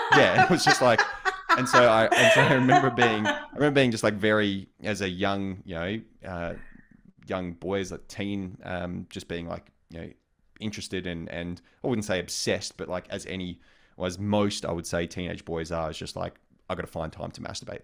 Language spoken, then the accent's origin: English; Australia; moved away; also born or lived in United States; as an Australian guy in an American context